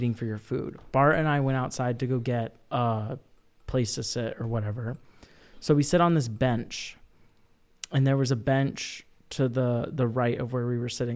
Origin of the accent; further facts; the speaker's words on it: United States; for being American